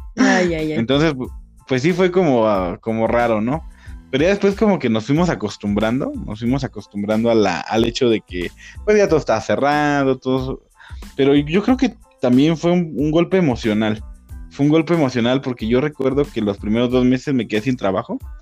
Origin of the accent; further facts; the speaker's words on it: Mexico; Ya yo siendo mexicano viviendo en México